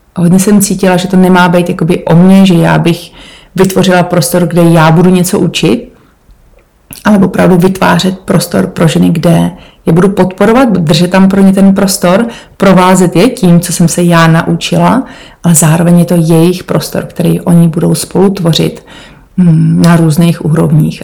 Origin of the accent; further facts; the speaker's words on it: Czechia; moved away as an adult; also born or lived in Portugal; now in Cornwall, United Kingdom; já jsem z Podkrkonoší